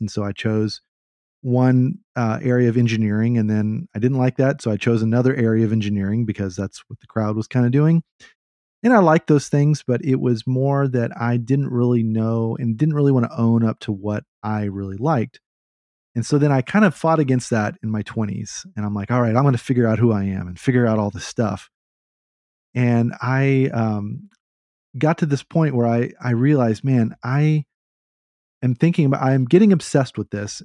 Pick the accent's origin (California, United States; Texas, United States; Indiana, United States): Texas, United States; Austin; I'm from Austin